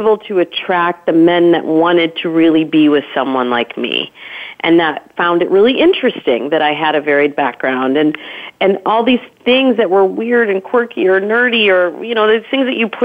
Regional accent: Midwest, United States; I grew up in the Midwest

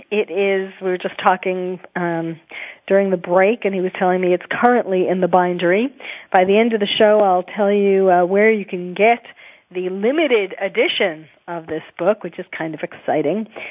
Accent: New York City, New York, United States; I was born and raised in New York, so I feel that it's still my city too.

